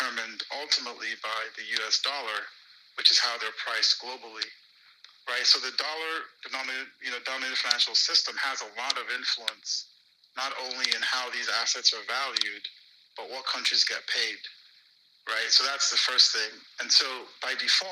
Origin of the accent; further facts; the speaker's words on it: Nigeria; moved away; growing up in Nigeria, you know, my dad was a banker for all his career